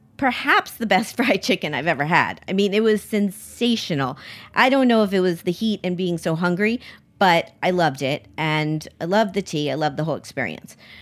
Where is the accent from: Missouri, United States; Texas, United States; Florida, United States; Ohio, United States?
Florida, United States; Miami; I grew up in Miami